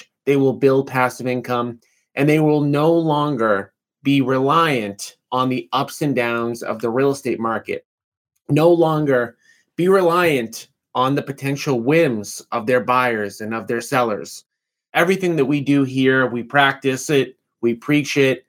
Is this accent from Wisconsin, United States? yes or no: no; Revere, Massachusetts, United States; I grew up in Revere, Massachusetts